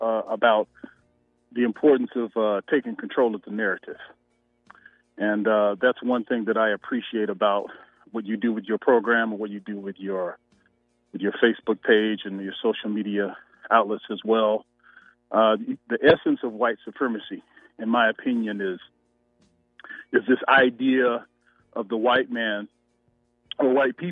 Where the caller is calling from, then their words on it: Atlanta, Georgia, United States; I'm calling from Atlanta, Georgia.